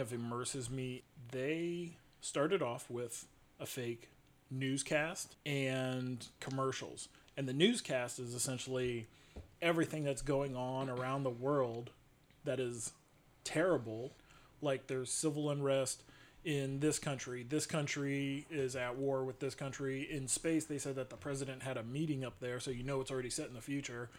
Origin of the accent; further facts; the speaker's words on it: Columbus, Ohio, United States; where we grew up in Clintonville, Studio 35, which is still there, had some of the best movies growing up